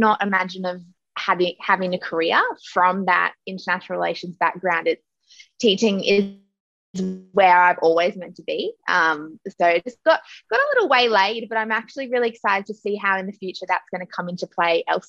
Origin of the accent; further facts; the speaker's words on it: Gold Coast, Queensland, Australia; I grew up on the Gold Coast